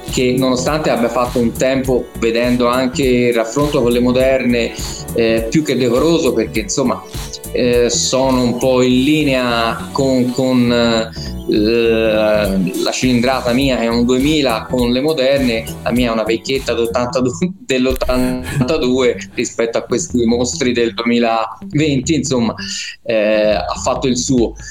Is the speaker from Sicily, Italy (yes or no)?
no; Florence, Tuscany, Italy; Sì, vabbè, così perché sono di Firenze, diciamo.